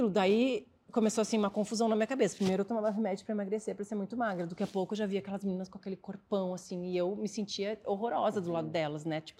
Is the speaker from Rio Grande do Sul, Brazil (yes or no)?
yes; Porto Alegre, Rio Grande do Sul, Brazil; É, eu sou de Porto Alegre, daí eu passei, a, assim, trabalhava uma vida normal, né? Lá em Porto Alegre.